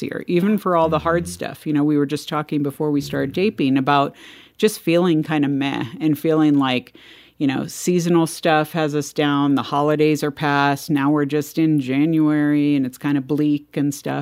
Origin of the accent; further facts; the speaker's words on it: California, United States; accent: Valley Girl; I grew up in California in the 80s and 90s